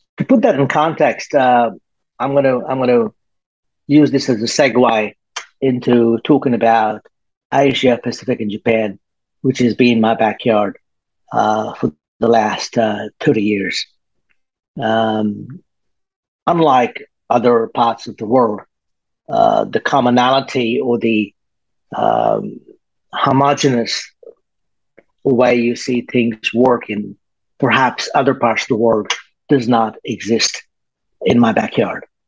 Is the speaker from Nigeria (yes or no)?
no; Australia; moved away as an adult; now in Singapore; I am um, based in Singapore. I come from Australia.